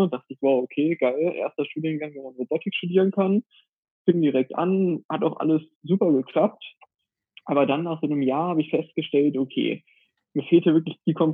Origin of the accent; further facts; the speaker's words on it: Hanover, Lower Saxony, Germany; now in Valencia, Spain; eine Kommilitonin kennengelernt vor Ort, die aus der gleichen Stadt wie ich komme, aus Hannover.